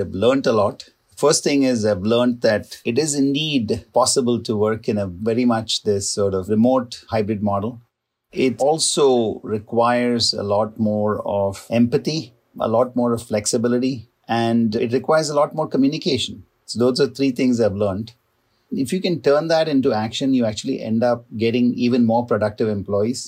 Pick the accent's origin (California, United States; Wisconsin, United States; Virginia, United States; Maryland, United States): California, United States; San Francisco; also born or lived in Ohio; my hometown football team, the San Francisco 49ers